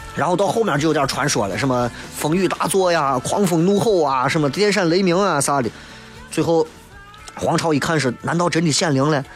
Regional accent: Xi'an, Shaanxi, China; accent: Xi'an dialect; 我出去干啥，我就说说西安话

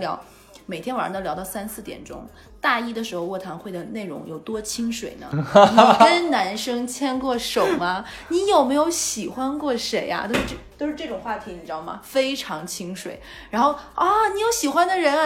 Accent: Jilin, China; moved away as an adult; also born or lived in Wuhan; 我是东北人嘛

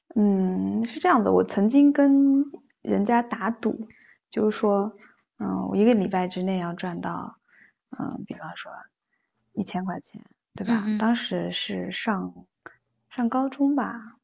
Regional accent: Taizhou, Zhejiang, China; 我是浙江台州的

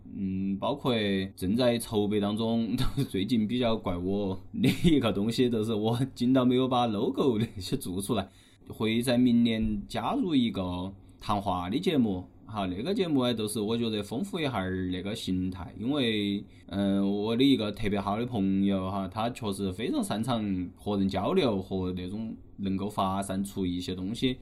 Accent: Chongqing, China; 我们都是作为重庆人本地人

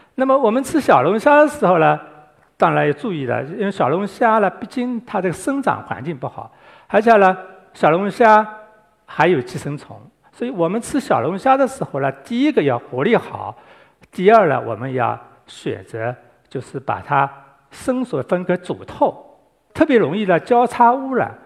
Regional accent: Guangdong, China; 我们广东人很喜欢包桌、包汤

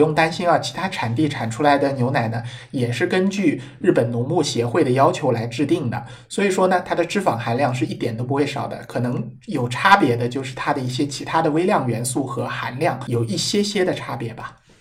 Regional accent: China; 我们中国人优良的素质

